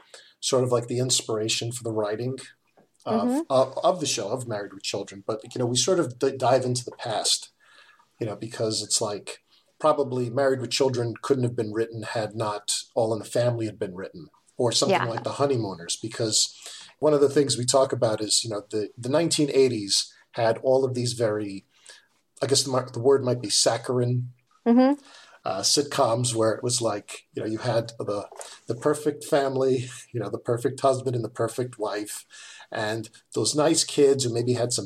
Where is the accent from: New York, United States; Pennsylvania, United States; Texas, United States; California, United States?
New York, United States; New York City; I'm from Queens, New York.